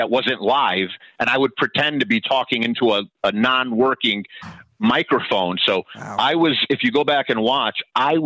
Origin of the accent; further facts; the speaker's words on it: Rosemont, Illinois, United States; my hometown